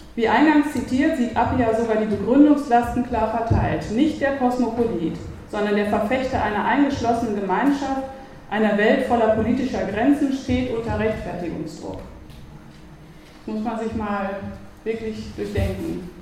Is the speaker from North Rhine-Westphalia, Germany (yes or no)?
yes; North Rhine-Westphalia, Germany; now in Vienna, Austria; wie man in Westfalen sagt, wo ich herkomme